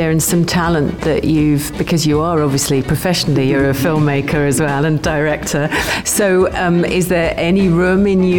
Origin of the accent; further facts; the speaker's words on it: London, United Kingdom; now in Sharjah, United Arab Emirates; I'm from London, England.